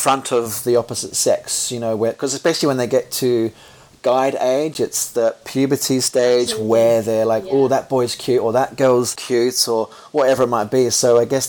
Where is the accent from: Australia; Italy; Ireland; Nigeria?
Australia; moved away; I grew up in Australia